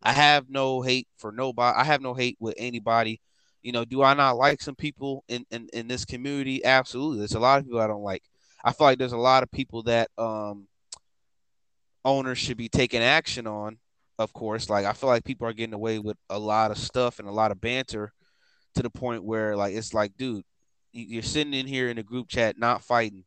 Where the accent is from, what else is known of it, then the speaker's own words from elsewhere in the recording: Chicago, Illinois, United States; I'm black. I'm from Chicago. That's where I'm from